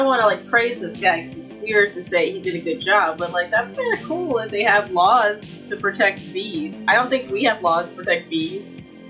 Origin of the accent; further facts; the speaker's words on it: United States; I mean, granted, I'm American.